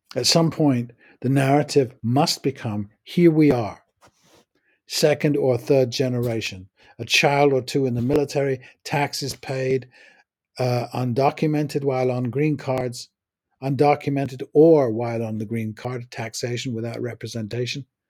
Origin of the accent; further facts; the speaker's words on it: England, United Kingdom; I'm English, from England